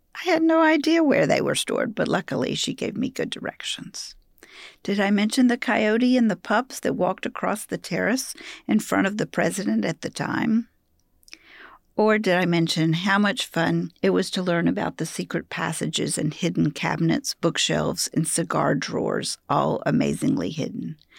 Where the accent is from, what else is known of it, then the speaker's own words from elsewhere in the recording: Mobile, Alabama, United States; now in Birmingham, United States; I'm from Mobile, Alabama